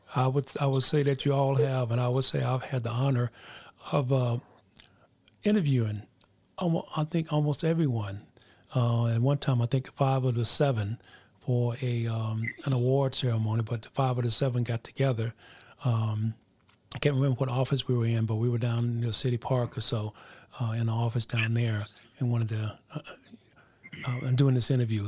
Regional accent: Colorado, United States; I am from Colorado

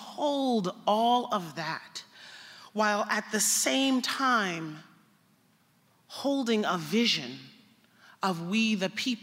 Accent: United States; I'm an American

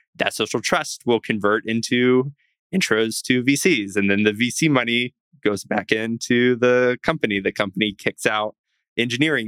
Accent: the South, United States; I grew up like in the South, pretty religious, grew up homeschooled

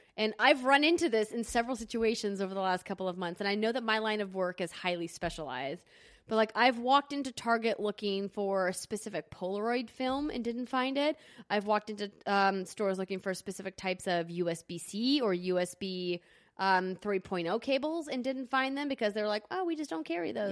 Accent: Fargo, North Dakota, United States; now in Los Angeles, United States; Fargo, my hometown

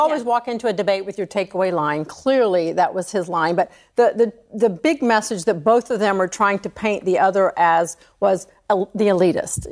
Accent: Georgia, United States; a red state in, in Georgia, my home state

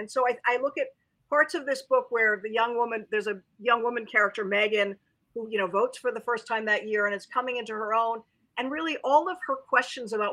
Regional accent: United States

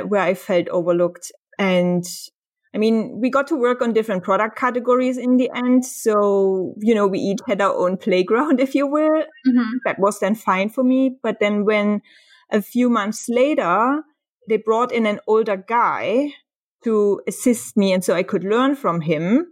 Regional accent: Germany; moved away; also born or lived in Dresden / Hamburg; I'm from Germany.

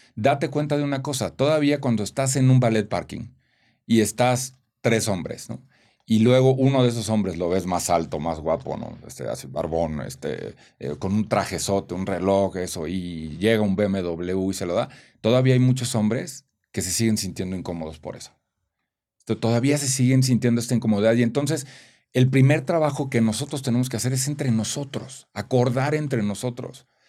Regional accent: Celaya, Guanajuato, Mexico; nací en Celaya, Guanajuato, soy, vengo de una familia de provincia

